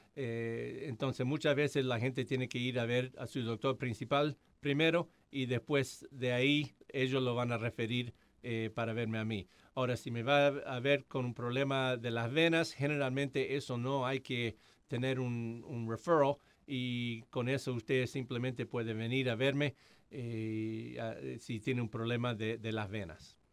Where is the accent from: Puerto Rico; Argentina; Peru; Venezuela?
Argentina; also born or lived in Atlanta, United States; now in Hamilton, United States; soy argentino, entonces hablo español